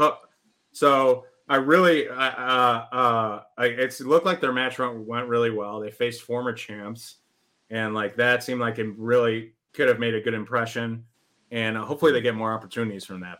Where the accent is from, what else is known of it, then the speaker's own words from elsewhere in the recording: west suburb of Chicago, Illinois, United States; I'm from a west suburb, but I lived in the city for like eight eight ish years, maybe more